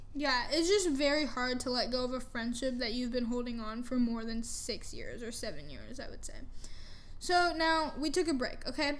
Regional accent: Canada; also born or lived in United States / California; now in Frisco, United States; I grew up in Canada. I was born in America, but I was raised in Canada

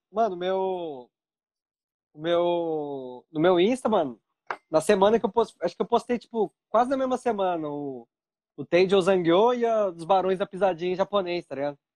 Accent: Pindamonhangaba, São Paulo, Brazil; moved away as an adult; also born or lived in São José dos Campos; now in Japan; A maior parte da minha vida eu morei em Pindamonhangaba

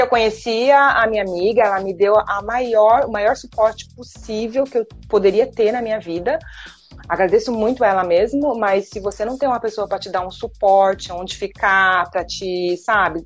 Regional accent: Brazil; moved away as an adult; also born or lived in London; Eu sou do Brasil, eu tenho o meu sotaque, eu vou falar com o meu sotaque

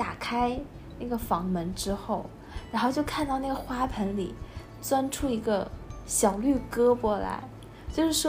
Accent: northern China, China; 我觉得我小的时候就水果啊，你就就一大兜一大兜买就好了。尤其我们我们是北方人，然后不像南方是一两颗那样子买，我们是就一下子买两大兜的那一种，

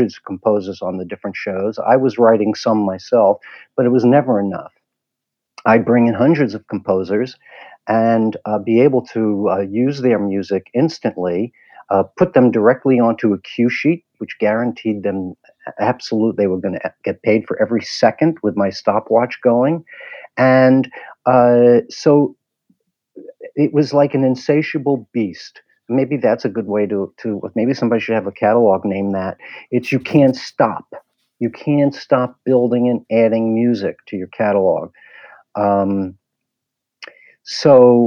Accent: New York, United States; also born or lived in Washington, D.C.; I grew up in New York.

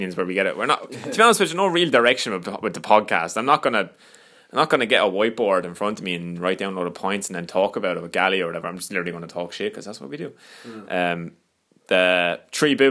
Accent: Ireland

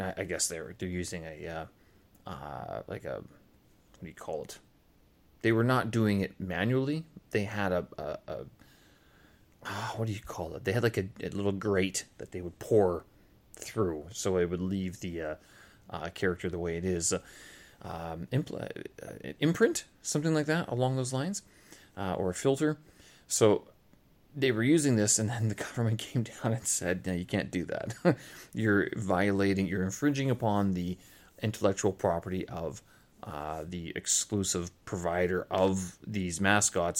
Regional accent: Canada; moved away; I am Canadian

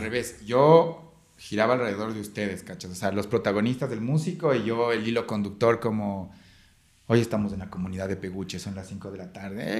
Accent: Ecuador; nosotros como ecuatorianos

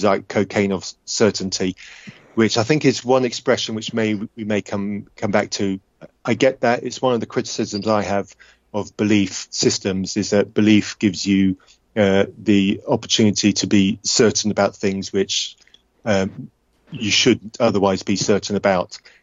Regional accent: England, United Kingdom; the English one.

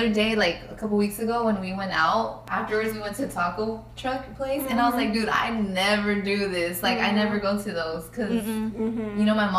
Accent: Mexico; now in United States; Here, I was born in Mexico.

